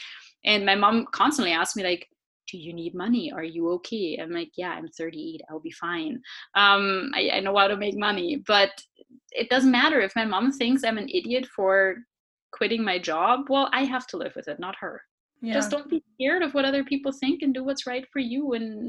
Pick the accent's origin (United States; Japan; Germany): Germany; Southern Germany; I grew up in Germany, southern Germany.